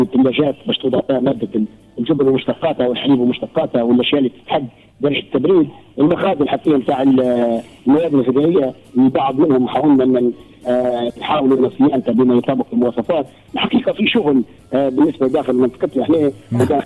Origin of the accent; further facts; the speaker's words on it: Libya